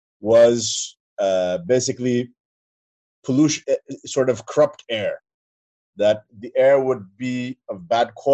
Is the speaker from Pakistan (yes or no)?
yes; Pakistan; I'm Pakistani